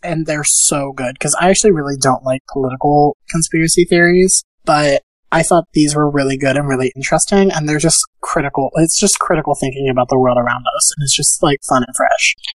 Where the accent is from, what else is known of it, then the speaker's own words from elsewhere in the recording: Pennsylvania, United States; now in New York City, United States; I am not in New York City. I'm back in Pennsylvania in my hometown